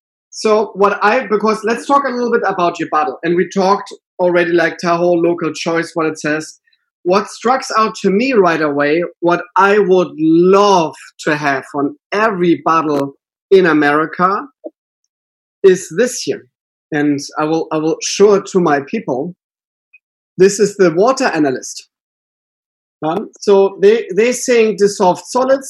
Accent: Northern Germany, Germany; now in California, United States; I'm coming from a very small town up north in Germany

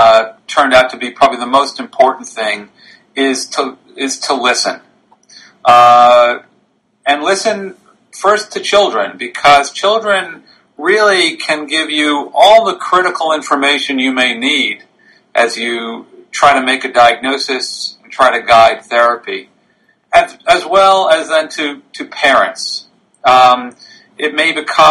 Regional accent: near the Connecticut border, New York, United States; moved away as an adult; now in Philadelphia, United States; I grew up in New York, just on the Connecticut border

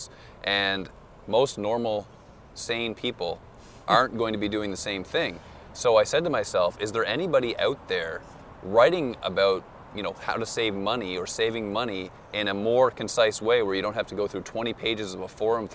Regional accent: Moncton, New Brunswick, Canada; I'm from the East Coast, Moncton, New Brunswick

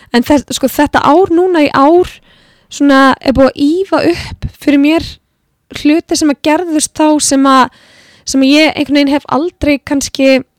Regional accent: Iceland; also born or lived in Florida; við erum náttúrulega tónlistafólk frá Íslandi

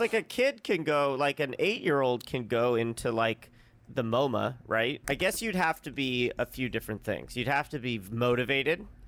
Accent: Santa Monica, California, United States; moved away; No, like a month and a half after we moved back to Santa Monica in 2018.

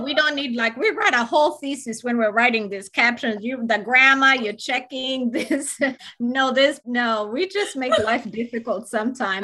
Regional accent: Uganda; moved away; I grew up in Uganda, very different lifestyle. I grew up in boarding school

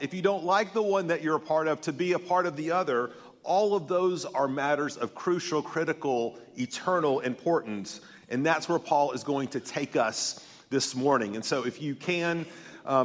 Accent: Tennessee, United States; I'm from Tennessee

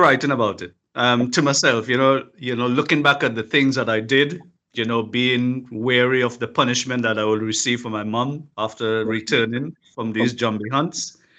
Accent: Trinidad & Tobago; moved away

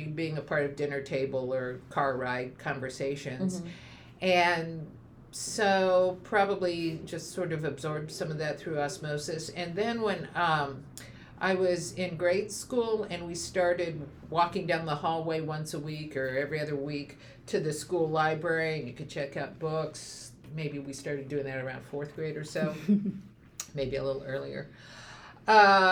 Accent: Western Kansas, United States; moved away; I am from Kansas originally. And as a kid growing up in Western Kansas, which is the Great Plains region

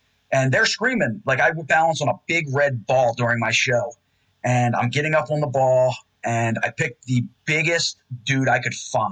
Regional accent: Randallstown, Maryland, United States; I grew up in Randallstown

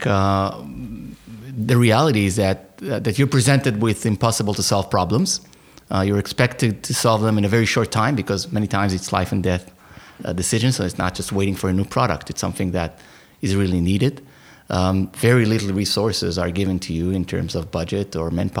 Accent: Holon, Tel Aviv District, Israel; also born or lived in Buenos Aires, Argentina; I was born in Israel, in a little town near Tel Aviv called Holon, which is probably where I spent most of my early years

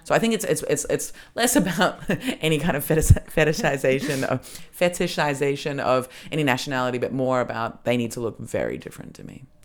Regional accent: Australia; I grew up in Australia

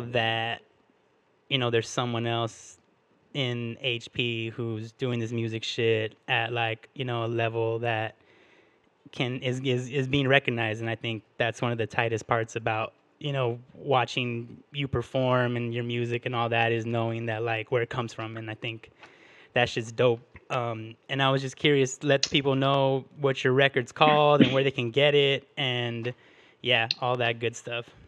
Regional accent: Huntington Park, California, United States; we're both from Huntington Park

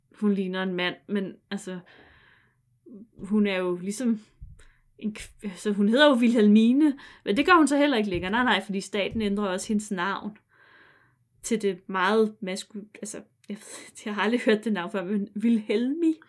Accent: near Vridsløselille, Capital Region of Denmark, Denmark; Ikke så langt fra, hvor jeg er vokset op

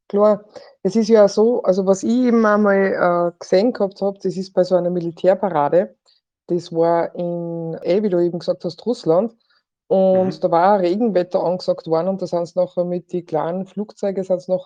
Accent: Austria; also das findet auch bei uns in Österreich auch statt

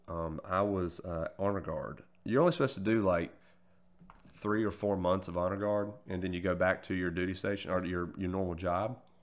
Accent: forty-five minutes from Goldsboro, North Carolina, United States; also born or lived in Greenville, North Carolina; here in my hometown, 'cause like I mentioned, I was stationed, I think I mentioned it, I was stationed in Goldsboro. You join the Air Force to, to go see the world, and you get fucking stationed forty-five minutes from home

